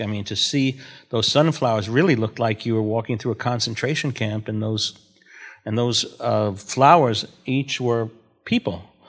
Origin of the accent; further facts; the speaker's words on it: New York City, New York, United States; I'm from Brooklyn